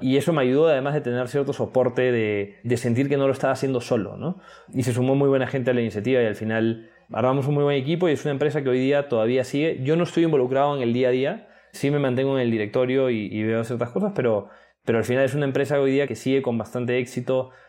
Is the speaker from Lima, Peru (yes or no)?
yes; Lima, Peru; moved away as an adult; also born or lived in United States / England; soy de Lima